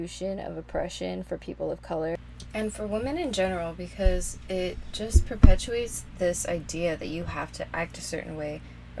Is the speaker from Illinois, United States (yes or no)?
no; Los Angeles, California, United States; I grew up in Northeast LA, which is a predominantly Latinx area